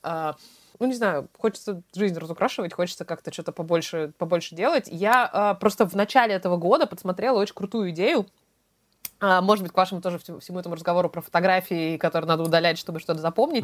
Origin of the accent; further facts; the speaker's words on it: Russia; now in London, United Kingdom; мы из России